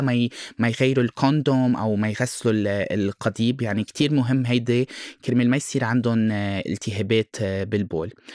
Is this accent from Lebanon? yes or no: yes; Lebanon; moved away as an adult; now in Brazil; أنا لبناني وبرازيلي خلقت بالبرازيل ربيت هون بلبنان وقتها كان عمري 18 أولموست 19 سنة رحت على البرازيل